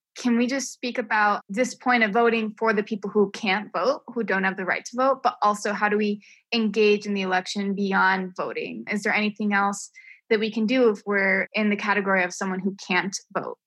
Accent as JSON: {"language": "English", "region": "New Mexico", "country": "United States", "tie": "born or raised there", "also_born_or_lived": "New York", "said": "I was born and raised in New Mexico"}